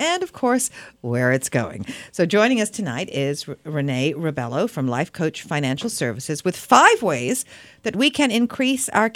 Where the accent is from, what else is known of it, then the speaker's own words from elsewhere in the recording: England, United Kingdom; now in Canada; I grew up in England